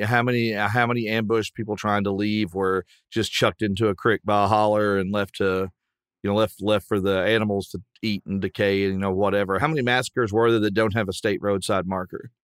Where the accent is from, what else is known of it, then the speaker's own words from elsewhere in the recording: Southwestern Virginia, United States; I grew up in Southwestern Virginia, where Cam and I grew up